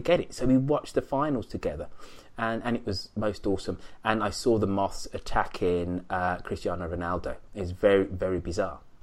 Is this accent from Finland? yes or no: no; England, United Kingdom; now in United States; I'm English